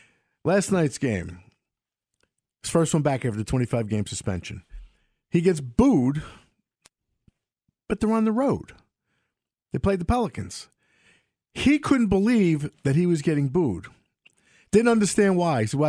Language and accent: English; New York City, New York, United States; born or raised there